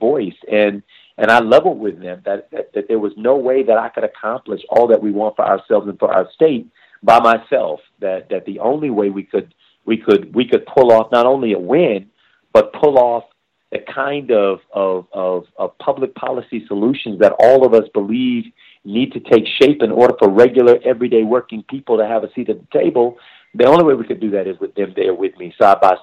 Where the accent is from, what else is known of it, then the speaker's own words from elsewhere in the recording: Miami, Florida, United States; growing up in Florida, coming from Miami